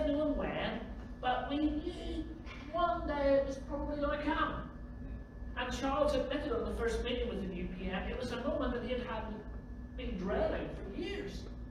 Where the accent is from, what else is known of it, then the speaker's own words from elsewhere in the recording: Belfast, Northern Ireland, United Kingdom; I grew up in Belfast